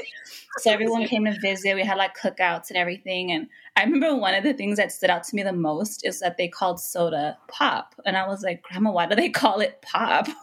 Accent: Los Angeles, California, United States; also born or lived in Window Rock, Arizona; I was born and raised in Los Angeles

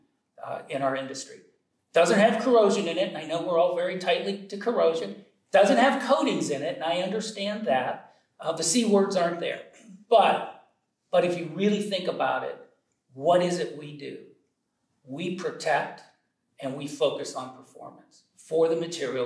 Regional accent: Youngstown, Ohio, United States; I grew up in Northeast Ohio, just outside of Youngstown, Ohio

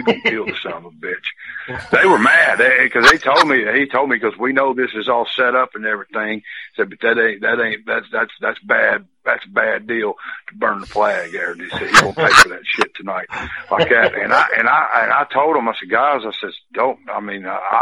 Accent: Springfield, Tennessee, United States; I'm from Tennessee. I said, I'm from North Tennessee, Springfield, outside Nashville, up toward Kentucky.

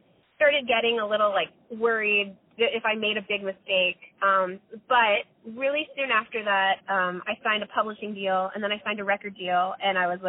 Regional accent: Florida, United States; moved away as an adult; now in Los Angeles, United States; My mom had driven across country with me, and we're from Florida

